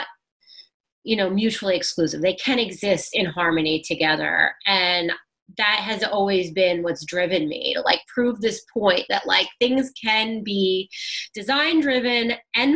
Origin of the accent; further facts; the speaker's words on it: New York City, New York, United States; I'm from Brooklyn and I grew up in the city